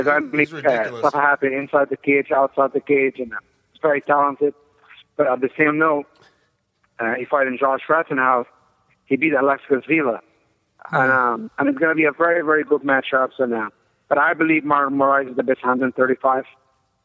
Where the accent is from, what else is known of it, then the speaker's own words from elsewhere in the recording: Egypt; moved away as an adult; also born or lived in Colorado Springs, Colorado; I'm originally from Egypt